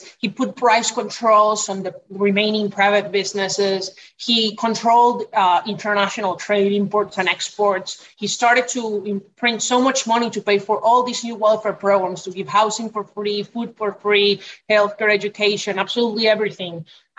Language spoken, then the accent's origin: English; Venezuela; moved away as an adult; also born or lived in Indianapolis, United States; now in United States; I'm from Venezuela. I came to the United States 6 years ago to study in Indianapolis at IUPUI.